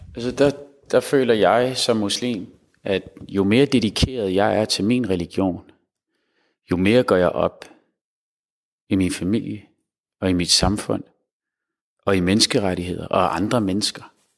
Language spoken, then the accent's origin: Danish; Denmark; som muslim, som dansk muslim